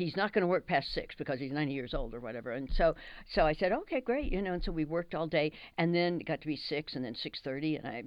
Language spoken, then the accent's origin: English; Dallas, Texas, United States; moved away; I'm from Dallas.